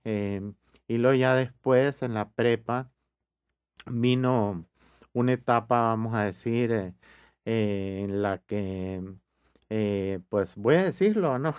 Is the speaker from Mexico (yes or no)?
yes; Hermosillo, Sonora, Mexico; born or raised there; also born or lived in Ures, Sonora / Rome